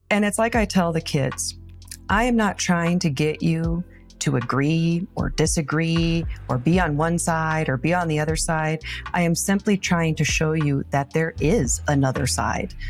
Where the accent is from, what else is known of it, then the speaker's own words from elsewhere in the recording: Taylor, Nebraska, United States; my hometown of Taylor, Nebraska. Population one hundred and ninety. I was born and raised here